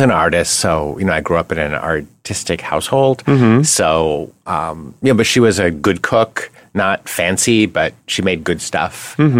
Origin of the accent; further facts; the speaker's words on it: Connecticut, United States; Well, New England is pretty straightforward. You know, New England cuisine is not fancy.